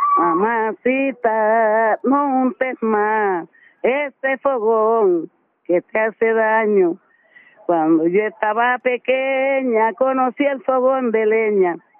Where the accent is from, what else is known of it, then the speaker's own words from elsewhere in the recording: Turbo, Antioquia, Colombia; en mi pueblo